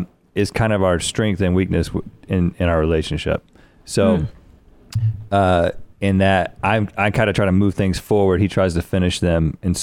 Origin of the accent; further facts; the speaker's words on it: Bowie's Creek, North Carolina, United States; A little town called Bowie's Creek.